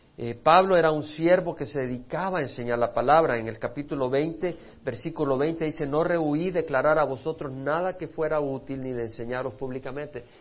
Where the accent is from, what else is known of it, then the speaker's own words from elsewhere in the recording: El Salvador; mi pueblo salvadoreño